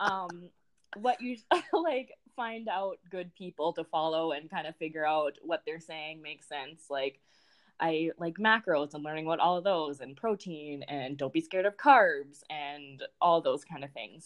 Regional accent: Saskatchewan, Canada; moved away as an adult; also born or lived in North Dakota; now in United States; I'm from Saskatchewan, um, Canada, and then I went to college in North Dakota

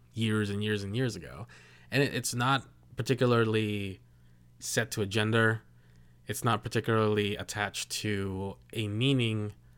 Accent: Philippines; I'm Filipino

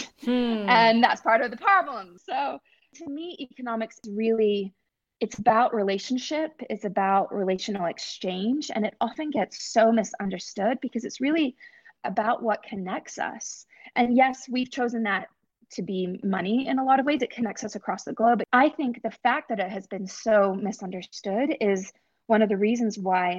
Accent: Scotland, United Kingdom; also born or lived in Middle East; now in United States; I'm from Scotland originally, and I grew up in the Middle East and moved to the US as a teenager.

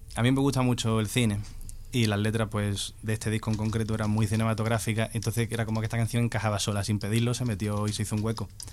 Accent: Cádiz, Andalusia, Spain; yo soy de Cádiz

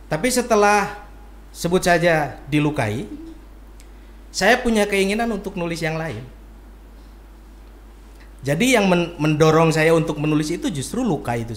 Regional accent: Bandung, West Java, Indonesia; Saya asli Bandung. Saya lahir di Bandung paling nanti pesantren pun saya di Bandung di Cicalengka

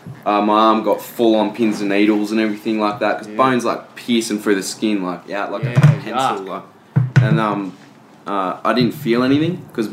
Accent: Tweed Heads, New South Wales, Australia; it's like the very eastern point of Australia.

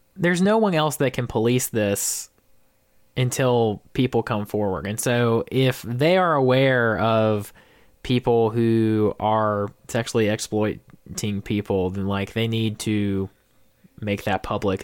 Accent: Georgia, United States; my hometown rep of Jason Spencer

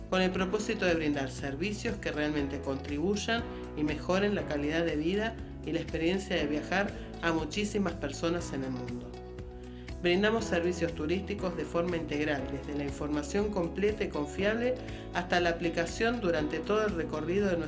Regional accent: Buenos Aires, Argentina; born there; Nací en Buenos Aires, Argentina, un 11 de noviembre de 1981

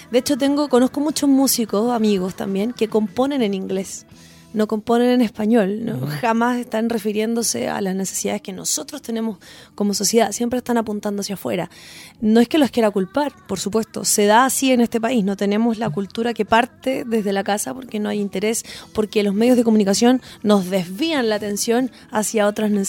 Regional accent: Chile; Los chilenos somos así porque no tenemos, siento yo, ah, yo que vengo como desde el mundo al folclore

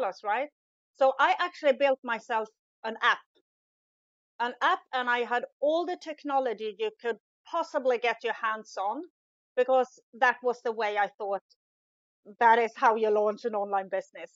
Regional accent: Sweden; English is a second language; moved away as an adult; now in Italy; in Sweden, where I'm originally from, as you can hear, English isn't my first language

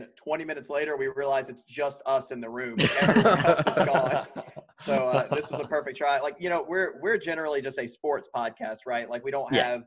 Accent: North Carolina, United States; I grew up in North Carolina. I've been North Carolina. Never lived anywhere else

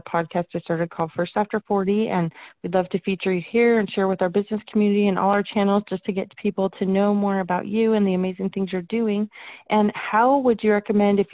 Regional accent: Arizona, United States; now in Missouri, United States; I grew up in Arizona.

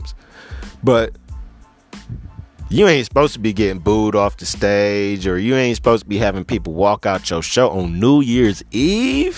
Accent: Cleveland, Ohio, United States; I'm from Cleveland

